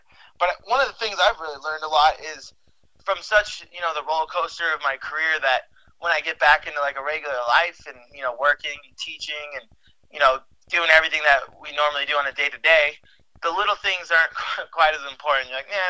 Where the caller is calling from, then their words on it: Salt Lake City, Utah, United States; Salt Lake City right now. It's where I live. It's where I work and train and everything. Actually, downtown Salt Lake area.